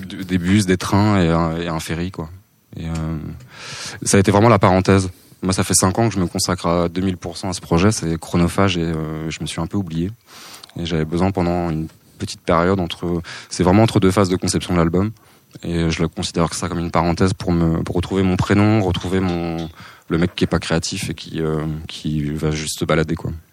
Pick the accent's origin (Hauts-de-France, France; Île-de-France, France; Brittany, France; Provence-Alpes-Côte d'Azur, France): Brittany, France; Saint-Brieuc; Je suis né à Saint-Brieuc